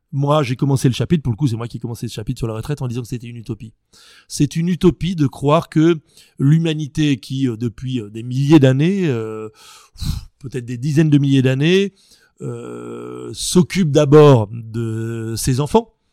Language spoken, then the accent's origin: French; France; chez nous, en Occident, en France